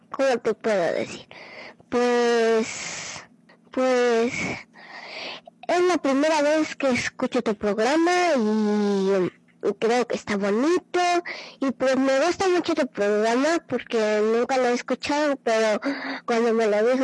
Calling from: San Cristóbal de las Casas, Chiapas, Mexico; y yo te estoy escuchando en México

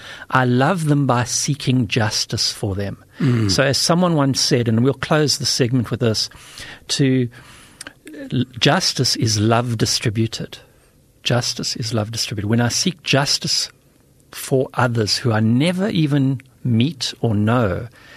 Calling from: South Africa; I'm speaking from South Africa.

